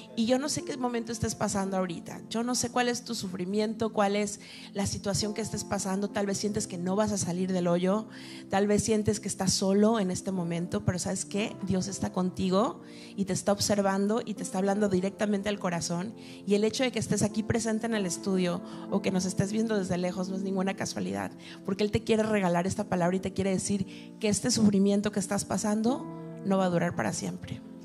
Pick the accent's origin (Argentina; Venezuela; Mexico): Mexico; Mexico City; moved away as an adult; now in Miami, United States; yo soy mexicana, soy de la Ciudad de México